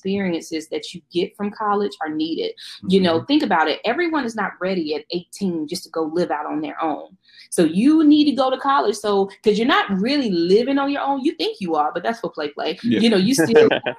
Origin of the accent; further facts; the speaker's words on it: Charlotte, North Carolina, United States; moved away as an adult; also born or lived in Destin, Florida; now in Atlanta, United States; I'm from Charlotte, North Carolina